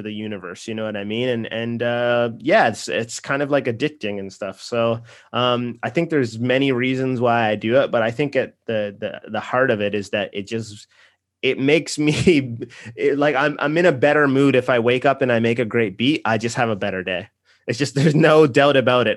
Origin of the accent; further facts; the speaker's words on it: Nova Scotia, Canada; also born or lived in Los Angeles; now in Toronto, Canada; I'm from Nova Scotia. I, I live in Toronto now.